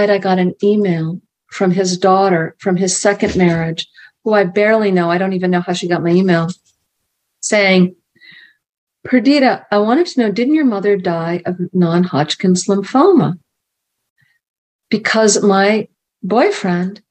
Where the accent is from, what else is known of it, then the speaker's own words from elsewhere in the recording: Marion, Massachusetts, United States; I grew up in Marion